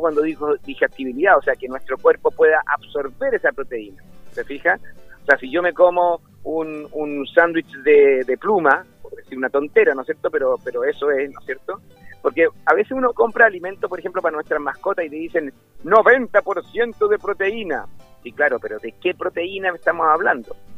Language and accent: Spanish; Chile; en Chile somos un país